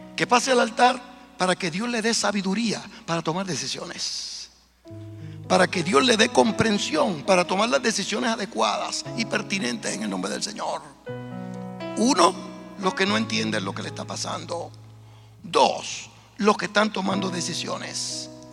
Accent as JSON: {"language": "Spanish", "country": "Puerto Rico", "moved": "yes", "lives_now": "United States", "said": "en Puerto Rico, de donde yo vengo, o en Estados Unidos, donde vivo"}